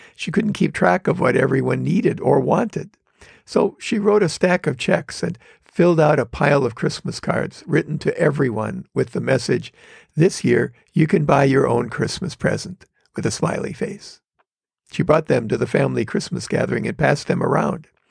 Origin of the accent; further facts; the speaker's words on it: Wisconsin, United States; moved away as an adult; now in Los Angeles area, United States; I grew up in Wisconsin